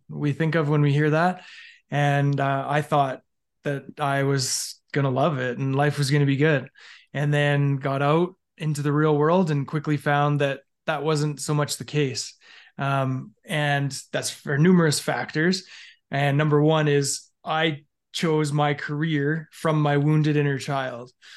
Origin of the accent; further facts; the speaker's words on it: Alberta, Canada; I grew up in Canada, in, um, basically in Alberta my entire life.